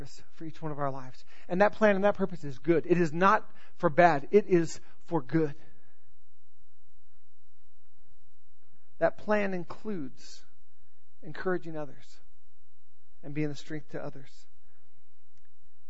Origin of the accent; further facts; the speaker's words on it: North Carolina, United States; accent: Southern; I was born in North Carolina